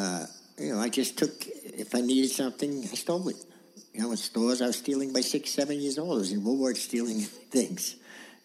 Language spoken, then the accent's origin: English; New York City, New York, United States; also born or lived in Queens; I was born in Brooklyn, and... Went to school in Queens, then we went back to Brooklyn. We moved around.